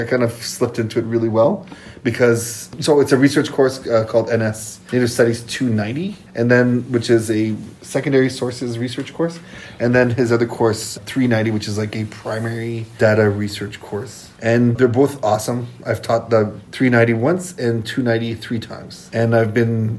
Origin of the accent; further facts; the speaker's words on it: Bellevue, Saskatchewan, Canada; And I'm Métis from Batoche area, Bellevue area. So this little French village near Batoche named Bellevue.